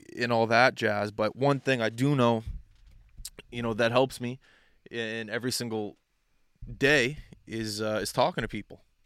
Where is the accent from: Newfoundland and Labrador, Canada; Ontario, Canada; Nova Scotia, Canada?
Nova Scotia, Canada; I'm from, I'm from Nova Scotia